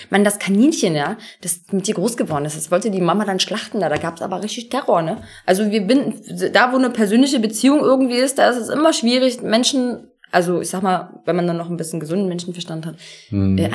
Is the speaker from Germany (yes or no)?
no; Turkey; ich bin halt Türkin